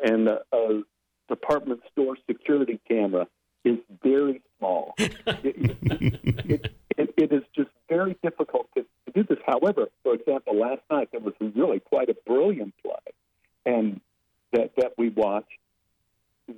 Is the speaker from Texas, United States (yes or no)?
yes; Dallas, Texas, United States; moved away as an adult; now in Los Angeles, United States; Growing up in Oak Cliff was a very racist place to grow up